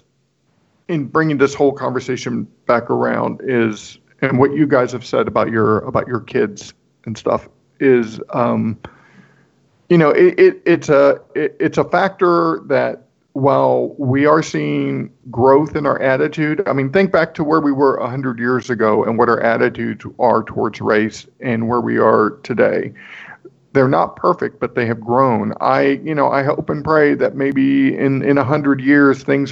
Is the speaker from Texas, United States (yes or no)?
yes; Corpus Christi, Texas, United States; moved away; I grew up in South Texas, which is predominantly Hispanic